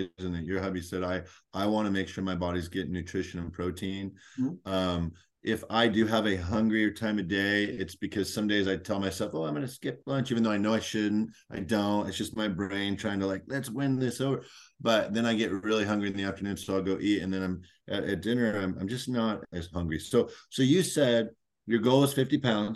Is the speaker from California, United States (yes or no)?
yes; North Orange County, California, United States; I'm from North Orange County